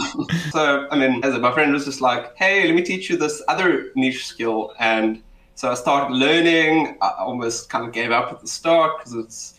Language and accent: English; Cape Town, Western Cape, South Africa; South African, Cape Townian, born and bred. I might be the stereotype, just not my accent.